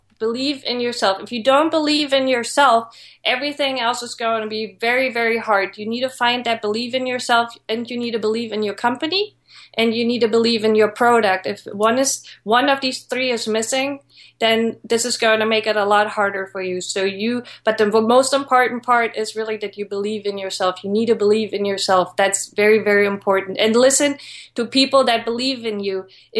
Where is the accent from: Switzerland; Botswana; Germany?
Germany; moved away; I came from Germany and I didn't know anyone.